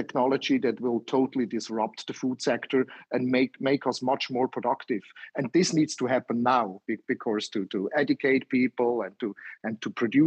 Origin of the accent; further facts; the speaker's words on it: Switzerland; I'm from Switzerland.